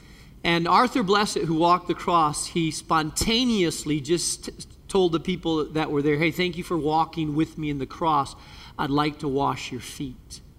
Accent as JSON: {"language": "English", "country": "Spain", "tie": "born or raised there", "said": "Years ago, I was just a kid, and there was a fellow that was walking across Spain. I grew up in Spain, and he was walking."}